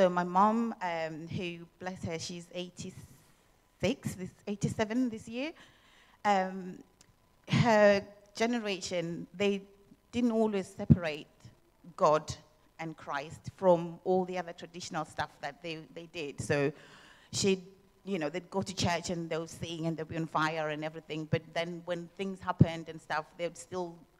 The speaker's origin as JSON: {"language": "English", "country": "Zimbabwe", "tie": "born or raised there", "moved": "yes", "said": "I was born and brought up in Zimbabwe"}